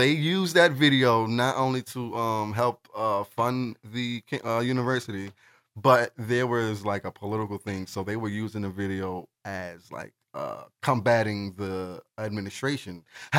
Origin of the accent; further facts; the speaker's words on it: New York City, New York, United States; I'm from Brooklyn.